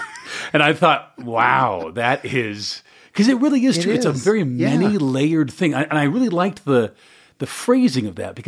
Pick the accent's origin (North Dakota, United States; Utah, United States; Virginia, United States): Utah, United States; Salt Lake City; born there; You know, I was born in Salt Lake City.